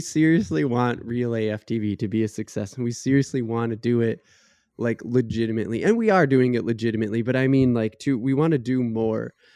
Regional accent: United States; as an American

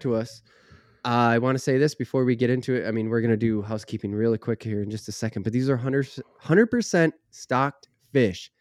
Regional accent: Minnesota, United States; maybe that's me as a northerner, maybe that's me as a Minnesotan

